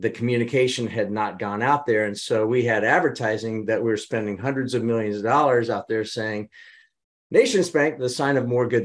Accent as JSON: {"language": "English", "region": "Midwest", "country": "United States", "said": "I was from the Midwest"}